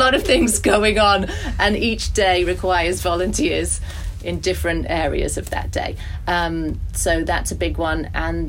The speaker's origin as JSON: {"language": "English", "country": "Germany", "tie": "born or raised there", "moved": "yes", "said": "I grew up in Germany. There were no, in the 70s, long time ago."}